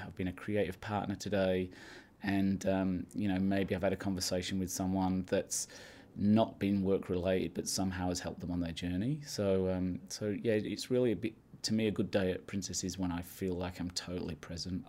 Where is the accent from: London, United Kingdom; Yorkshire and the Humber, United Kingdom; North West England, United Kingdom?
Yorkshire and the Humber, United Kingdom; I grew up in Yorkshire from a farming family